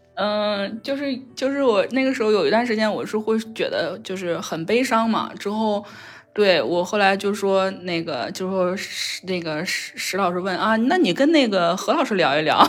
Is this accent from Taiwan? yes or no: no; China; 我们中国人